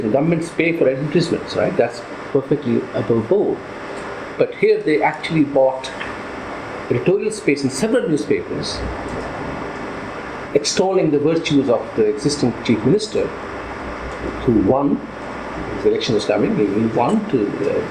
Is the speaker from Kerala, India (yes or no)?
no; Delhi, India; now in London, United Kingdom; When I was growing up in Delhi, we had a dozen newspapers